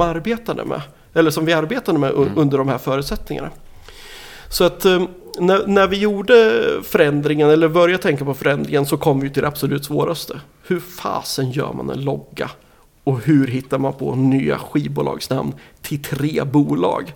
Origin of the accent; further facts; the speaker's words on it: Nyköping, Södermanland, Sweden; also born or lived in Umeå; now in Linköping, Sweden; jag kommer ju ursprungligen från Nyköping